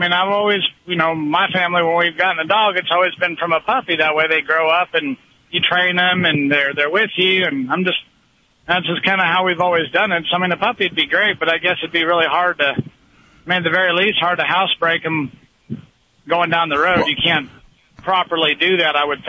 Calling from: New Mexico, United States; Calling from New Mexico.

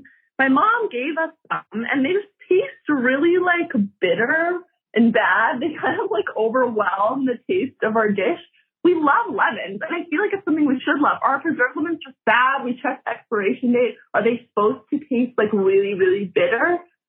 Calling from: Toronto, Ontario, Canada; We're from Toronto, and we have a question for you about preserved lemons.

